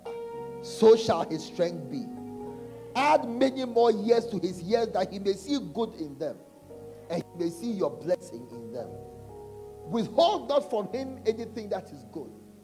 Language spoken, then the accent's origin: English; Nigeria; I'm a Nigerian